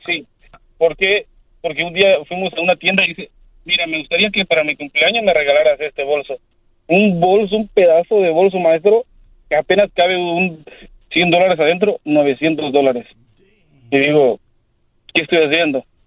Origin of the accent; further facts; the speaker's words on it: Mexico; yo soy, un mexicano